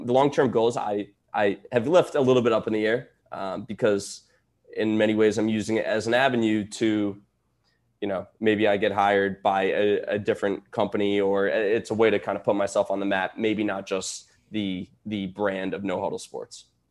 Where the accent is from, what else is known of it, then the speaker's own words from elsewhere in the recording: New York, United States; I grew up in New York